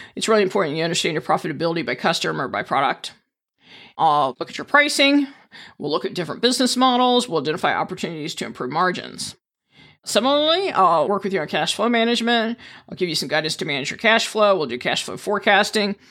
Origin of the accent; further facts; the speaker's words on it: East Coast, United States; moved away as an adult; also born or lived in Indiana / Maryland / Virginia; now in Saint Charles, United States; born in Indiana, but I've spent most of my childhood out on the East Coast